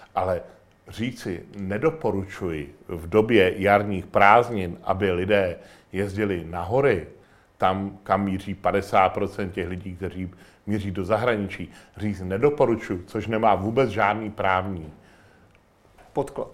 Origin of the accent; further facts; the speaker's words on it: Chrudim, Pardubice Region, Czechia; já jsem z Chrudimi